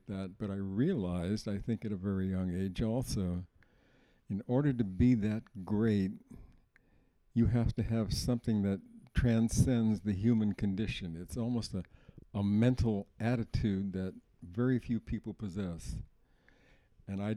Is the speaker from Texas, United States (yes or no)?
no; Oakland, California, United States; I was born in Oakland, California, September the 3rd, 1934